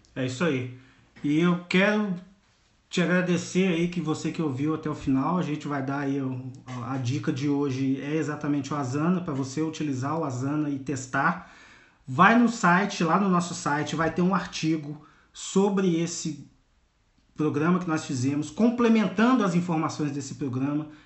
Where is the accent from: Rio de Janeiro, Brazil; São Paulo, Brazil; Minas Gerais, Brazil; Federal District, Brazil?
Rio de Janeiro, Brazil; Volta Redonda; Eu sou de Volta Redonda, no interior do Rio de Janeiro